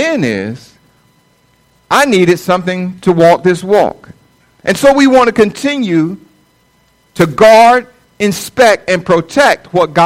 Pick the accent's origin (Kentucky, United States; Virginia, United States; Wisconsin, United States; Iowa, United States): Virginia, United States; Norfolk; I was born and raised in Norfolk, Virginia